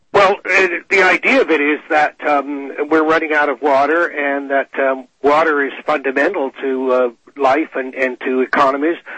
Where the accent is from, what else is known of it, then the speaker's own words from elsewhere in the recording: England, United Kingdom; now in Canada; I was born in England, uh, emigrated to Canada in 1957